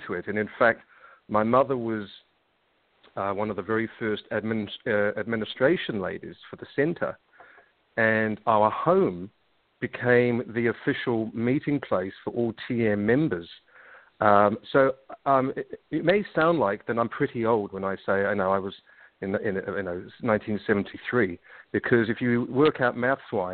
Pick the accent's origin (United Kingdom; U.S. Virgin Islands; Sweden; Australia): United Kingdom; London; accent: slight English accent; moved away as an adult; also born or lived in Israel; now in New Zealand; I'm originally from London. And as it says in the bio, yes, I had a very interesting upbringing